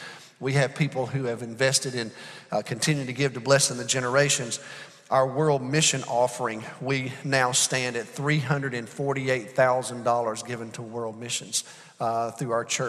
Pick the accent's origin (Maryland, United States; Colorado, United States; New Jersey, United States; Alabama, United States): Alabama, United States; now in Arlington, United States; I'm from Alabama